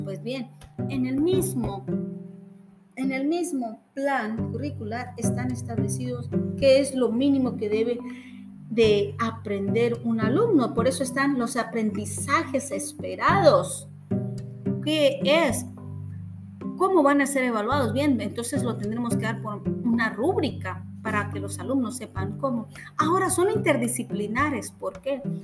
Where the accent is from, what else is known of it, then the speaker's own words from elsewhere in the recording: Mexico; como mexicanos